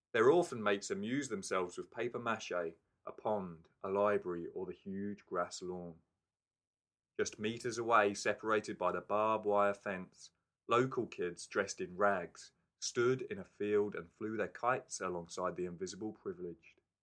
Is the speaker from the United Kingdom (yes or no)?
yes; England, United Kingdom; now in Wellington, New Zealand; I'm English